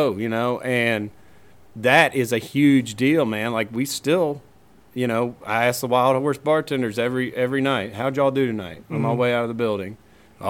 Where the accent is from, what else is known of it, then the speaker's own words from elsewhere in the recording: Virginia, United States; my hometown in Virginia